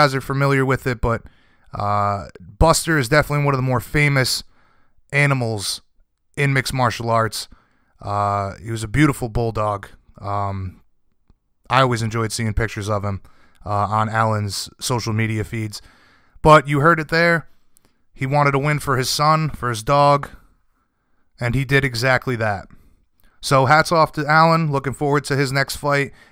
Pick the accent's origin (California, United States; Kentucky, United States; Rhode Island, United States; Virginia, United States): Rhode Island, United States; I'm from Rhode Island, and, you know, we normally deal with winter.